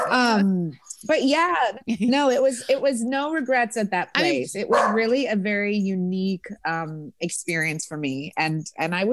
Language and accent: English; New York, United States; Luckily, I came from New York, so I knew my stuff.